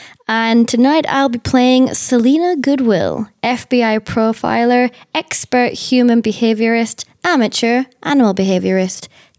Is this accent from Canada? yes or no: no; England, United Kingdom; born or raised there; accent: English; now in Germany